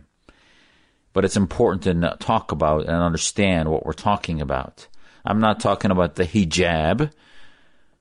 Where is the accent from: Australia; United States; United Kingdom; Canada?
United States; an American